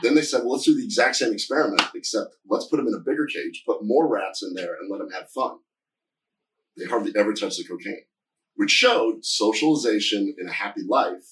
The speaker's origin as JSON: {"language": "English", "region": "Nebraska", "country": "United States", "moved": "yes", "said": "I'm from Nebraska originally"}